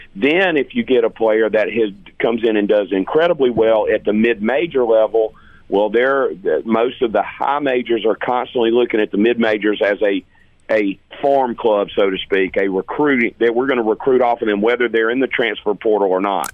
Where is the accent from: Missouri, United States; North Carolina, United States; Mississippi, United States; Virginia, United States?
Mississippi, United States; Hattiesburg; growing up in Hattiesburg